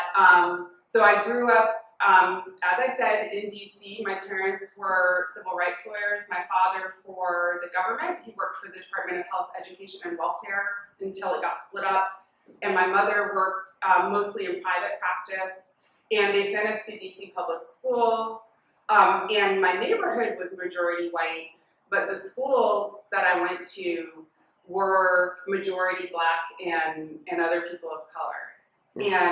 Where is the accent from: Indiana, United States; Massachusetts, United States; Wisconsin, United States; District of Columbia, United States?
District of Columbia, United States; Washington; I grew up in Washington, D.C., in the city, in a little neighborhood called Burley.